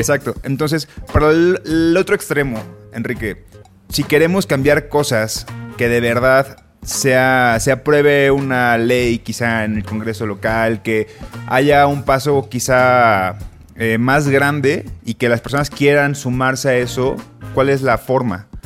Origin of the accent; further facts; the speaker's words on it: Colima, Mexico; now in Mexico City, Mexico; yo soy de Colima